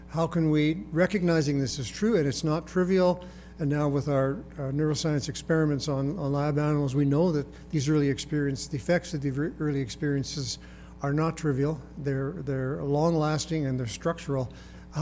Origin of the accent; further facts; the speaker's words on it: Calgary, Alberta, Canada; I grew up in Calgary. I've lived in Alberta most of my life, 65 years of my life I've lived in Alberta